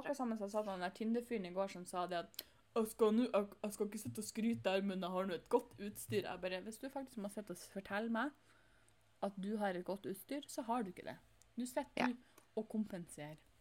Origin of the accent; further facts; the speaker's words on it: Northern Norway, Norway; jeg er nordlending